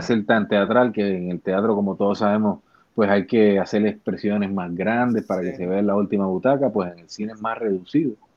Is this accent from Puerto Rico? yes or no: yes; Bayamón, Puerto Rico; yo soy un actor puertorriqueño, tengo 43 años, nací en el pueblo de Bayamón